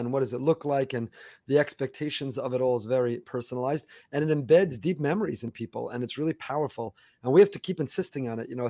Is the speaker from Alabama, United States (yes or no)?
no; New York area, United States; now in Florida, United States; I grew up in the New York area